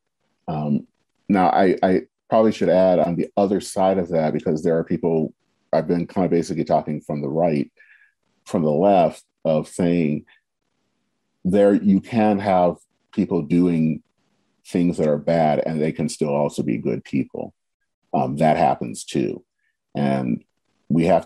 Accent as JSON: {"language": "English", "country": "United States", "said": "We are Americans"}